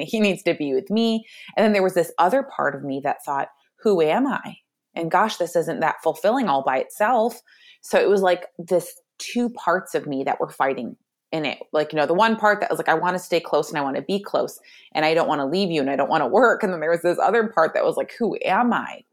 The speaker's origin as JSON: {"language": "English", "region": "Michigan", "country": "United States", "said": "I am from Michigan"}